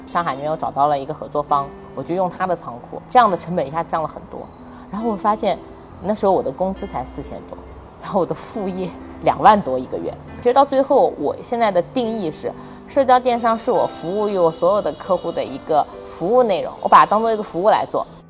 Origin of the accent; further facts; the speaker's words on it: Nanjing, Jiangsu, China; 我是南京人，我家在南京，我尽量不出南京去做事